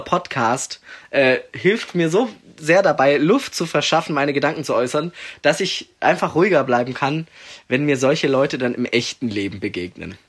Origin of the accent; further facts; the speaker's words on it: Leonberg, Baden-Württemberg, Germany; das ist eben in Leonberg halt der Dude